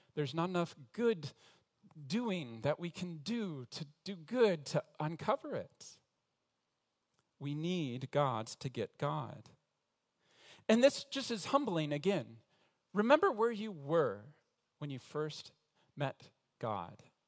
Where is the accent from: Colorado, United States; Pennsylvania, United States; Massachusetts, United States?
Colorado, United States; Denver; moved away as an adult; now in Montreal, Canada; I was in Denver, Colorado, where I was born, in the same middle class home